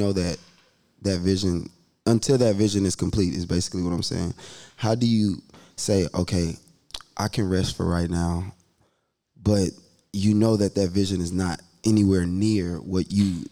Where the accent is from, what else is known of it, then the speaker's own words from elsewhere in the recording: Nigeria; also born or lived in Germany; it's in my culture. I'm Nigerian.